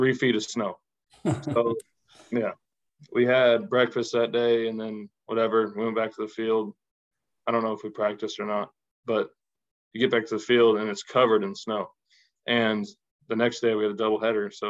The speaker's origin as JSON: {"language": "English", "town": "Brentwood", "region": "California", "country": "United States", "also_born_or_lived": "Pleasant Hill, California", "said": "I'm from Brentwood, California"}